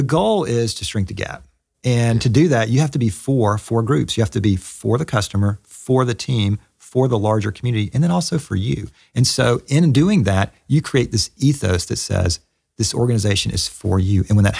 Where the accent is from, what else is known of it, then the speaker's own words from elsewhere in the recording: the South, United States; accent: Southern; Even with my Southern accent up in Canada.